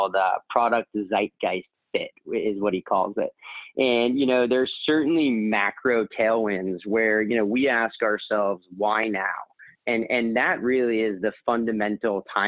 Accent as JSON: {"language": "English", "region": "New England", "country": "United States", "tie": "born or raised there", "also_born_or_lived": "Miami", "moved": "as an adult", "lives_now": "New York, United States", "said": "growing up in New England"}